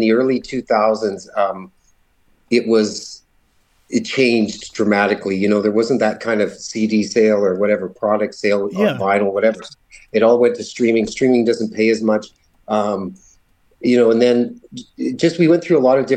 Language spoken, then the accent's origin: English; Cromer, Manitoba, Canada; also born or lived in Virden, Manitoba; I grew up in a hamlet called Cromer, Manitoba, went to high school in Verdon, Manitoba.